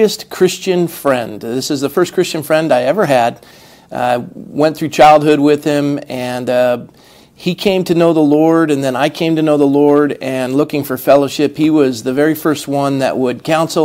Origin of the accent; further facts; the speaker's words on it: Coronado, California, United States; Mark and I grew up in Coronado, California